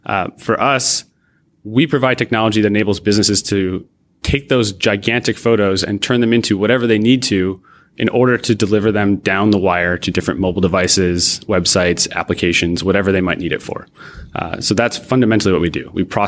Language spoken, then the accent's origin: English; Rochester, New York, United States; Sure. I grew up not far from Toronto, actually. I grew up outside of in Rochester, New York, across the lake